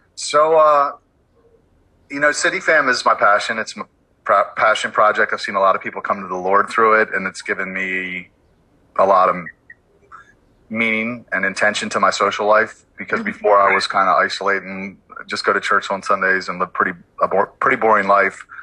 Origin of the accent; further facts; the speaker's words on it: Baltimore, Maryland, United States; I'm from Baltimore, born and raised